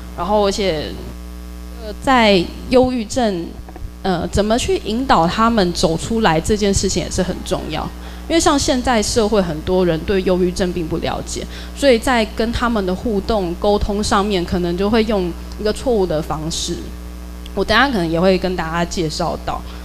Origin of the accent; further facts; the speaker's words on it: Taiwan; 通常我们台湾人或者东方人